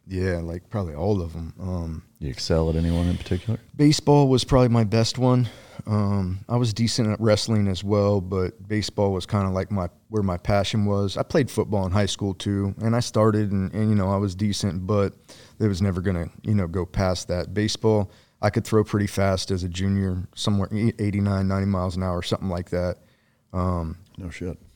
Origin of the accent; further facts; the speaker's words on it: below Columbus, Ohio, United States; Ohio. Ohio. What mm. uh, what part? Like South Central, uh, below Columbus, maybe 45 minutes. Cornfield, small place.